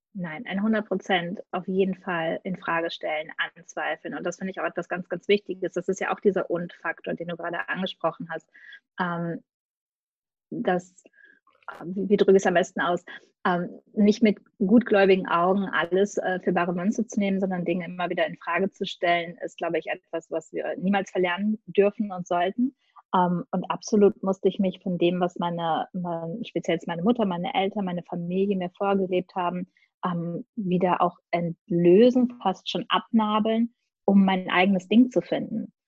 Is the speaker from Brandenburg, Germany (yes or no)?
no; Gelsenkirchen, North Rhine-Westphalia, Germany; moved away; Geboren und aufgewachsen bin ich in Gelsenkirchen